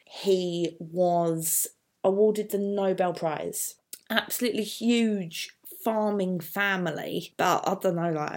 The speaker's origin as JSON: {"language": "English", "country": "United Kingdom", "said": "I'm white British, but my mum's family are originally from the Republic of Ireland"}